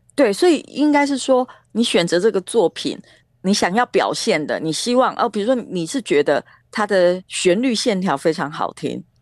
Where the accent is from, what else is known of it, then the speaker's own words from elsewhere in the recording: Taiwan; 但是我们毕竟都是在台湾长大的